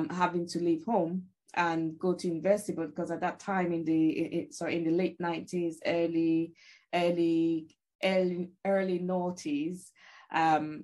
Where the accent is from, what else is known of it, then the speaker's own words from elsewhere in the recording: Nigeria; moved away; I grew up in Africa, in Nigeria specifically